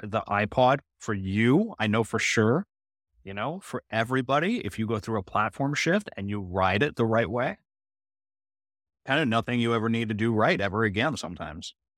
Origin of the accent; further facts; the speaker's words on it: Canada; I'm a Canadian who loves America